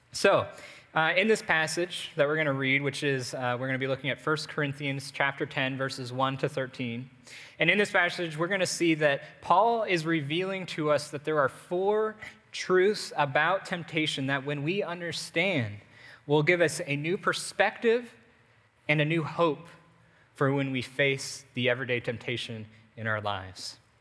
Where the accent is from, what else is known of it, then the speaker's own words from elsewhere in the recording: United States; as an American, eh, even as Americans